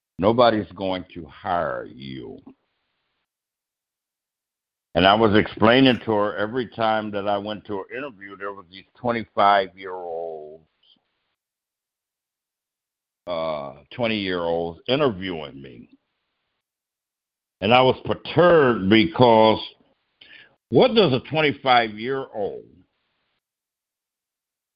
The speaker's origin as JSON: {"language": "English", "area": "a little town 59 miles from Yuma", "region": "Arizona", "country": "United States", "tie": "born or raised there", "also_born_or_lived": "Los Angeles, California", "moved": "yes", "lives_now": "California, United States", "said": "I was born in Little Rock, Arkansas, but I was raised in a little town just 59 miles from Yuma, Arizona"}